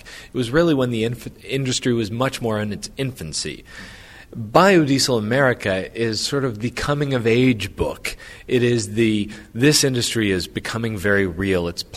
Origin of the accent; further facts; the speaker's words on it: Louisiana, United States; I grew up in Louisiana in the oil industry